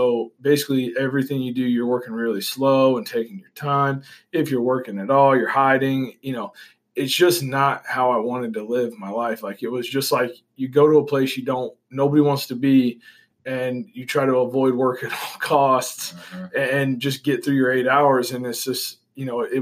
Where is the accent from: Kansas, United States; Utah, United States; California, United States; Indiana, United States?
Kansas, United States; Olathe; I grew up around here in Olathe